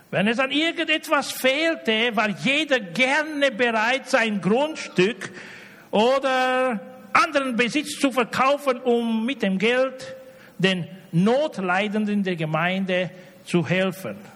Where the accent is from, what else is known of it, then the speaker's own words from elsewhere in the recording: Romania; Ich komme aus Rumänien.